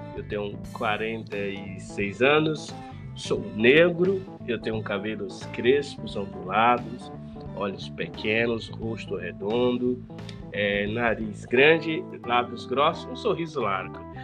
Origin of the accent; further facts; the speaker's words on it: Bom Jesus, Piauí, Brazil; moved away as an adult; now in São Paulo, Brazil; eu moro aqui em São Paulo há 25 anos, mas saí de Bom Jesus aos 20 anos de idade